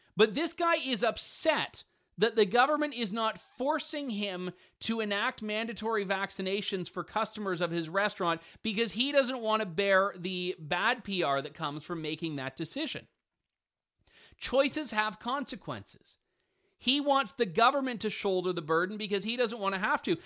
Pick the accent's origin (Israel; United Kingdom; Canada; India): Canada; London, Ontario; my hometown, actually, London, Ontario